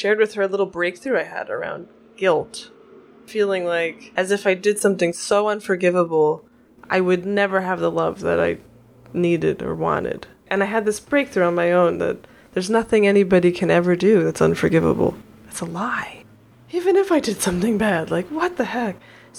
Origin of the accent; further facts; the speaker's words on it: New York, United States; now in Oregon, United States; I'm not. I'm from New York.